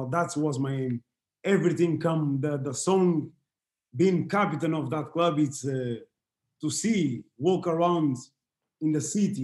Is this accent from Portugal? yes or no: yes; Portugal; English is a second language; moved away as an adult; I grew up in Portugal